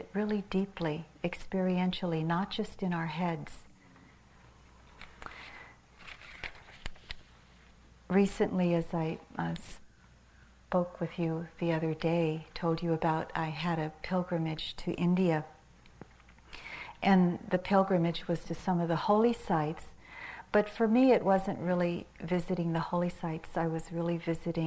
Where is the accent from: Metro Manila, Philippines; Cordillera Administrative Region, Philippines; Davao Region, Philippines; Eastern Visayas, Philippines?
Metro Manila, Philippines; Manila; moved away; I was born in Manila in the Philippines and I'd spent quite a bit of my life there, about maybe 10 years of my life there